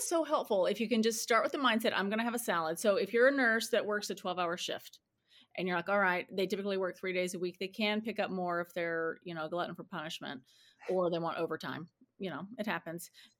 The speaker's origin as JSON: {"language": "English", "region": "Texas", "country": "United States", "lives_now": "San Diego, United States", "said": "I'm from Texas. I'm from a small town outside of Paris, Texas."}